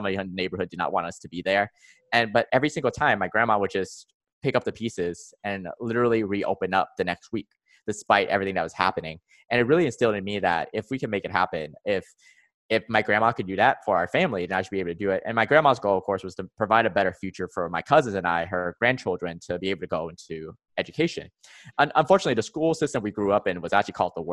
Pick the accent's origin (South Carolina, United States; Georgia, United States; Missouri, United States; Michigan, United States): Georgia, United States; I grew up in the United States. My family's originally from Vietnam